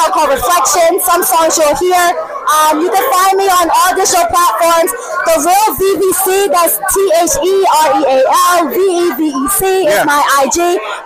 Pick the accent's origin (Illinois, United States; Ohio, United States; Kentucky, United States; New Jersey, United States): New Jersey, United States; Bergen County; growing up in Bergen County